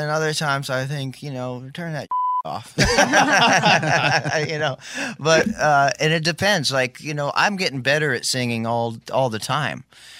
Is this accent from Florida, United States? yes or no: no; Maui, Hawaii, United States; He lived on Maui, interestingly enough, which I grew up in Maui.